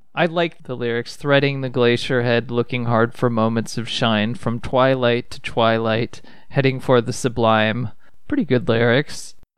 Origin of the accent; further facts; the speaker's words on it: Ohio, United States; I grew up in Ohio.